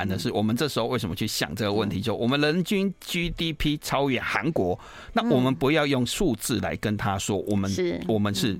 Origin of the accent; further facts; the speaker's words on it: Kaohsiung, Taiwan; moved away; 我小时候，因为我是高雄人，所以我我对台北淡水河的记忆没有那么多。